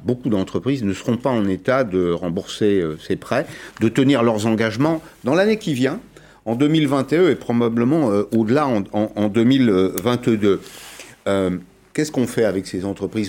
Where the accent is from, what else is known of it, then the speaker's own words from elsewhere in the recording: France; chez nous, en France